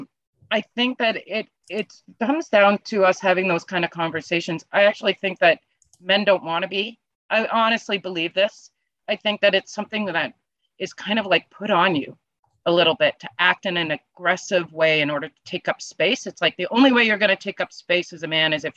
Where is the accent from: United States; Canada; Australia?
Canada; being Canadian